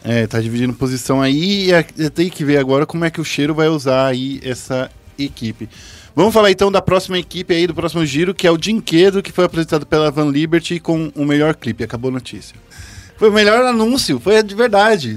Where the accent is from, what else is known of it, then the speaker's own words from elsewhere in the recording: São Paulo, Brazil; no Capão Redondo, onde eu nasci